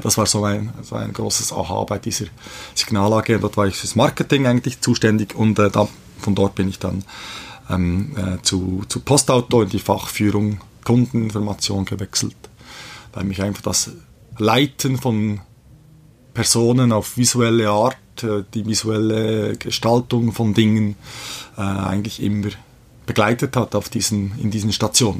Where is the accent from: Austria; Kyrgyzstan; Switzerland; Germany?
Switzerland; Bern; ich bin aber in der Schweiz geboren, äh, Mutter ist Schweizerin, äh, ich komme aus Bern, wohne auch in Bern